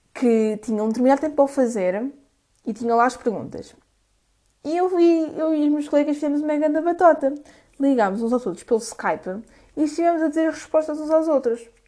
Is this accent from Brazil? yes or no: no; Coimbra, Centro, Portugal; eu sou de Coimbra